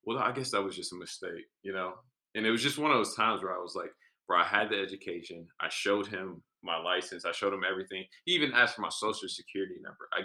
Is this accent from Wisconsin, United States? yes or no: yes; Milwaukee, Wisconsin, United States; also born or lived in South Bend; now in Chicago, United States; Growing up in Milwaukee